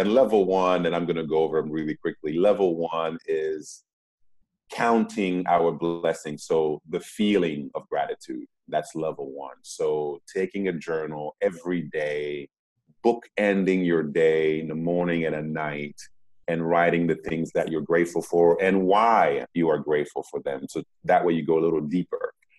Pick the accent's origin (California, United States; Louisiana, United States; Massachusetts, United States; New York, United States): Massachusetts, United States; Boston; born there; moved away; also born or lived in Democratic Republic of the Congo; Like, I was born in Boston before going to the Congo. Now, I was born in the United States. I didn't ask to be born in the United States.